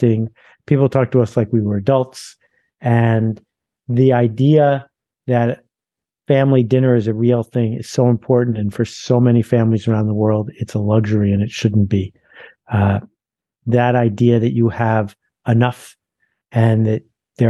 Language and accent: English; Mount Vernon, New York, United States; I was born in New York, but I grew up in Mount Vernon, which is about 11 miles from New York City